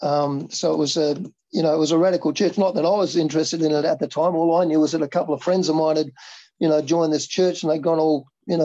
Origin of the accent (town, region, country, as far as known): Geraldton, Western Australia, Australia; born or raised there; moved away as an adult; also born or lived in Perth; now in Rotorua, New Zealand